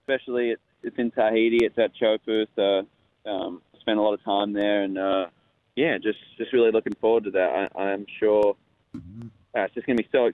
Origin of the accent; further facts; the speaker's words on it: Western Australia, Australia; I grew up in Western Australia, where the waves are really heavy.